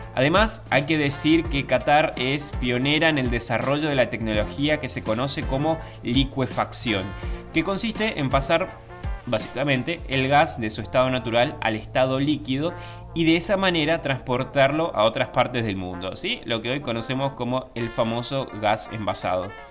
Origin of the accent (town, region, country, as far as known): Argentina